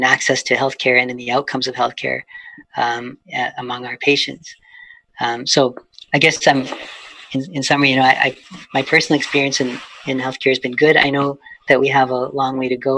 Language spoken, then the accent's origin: English; Edmonton, Alberta, Canada; now in Vancouver, Canada; growing up in Edmonton in the 70s and 80s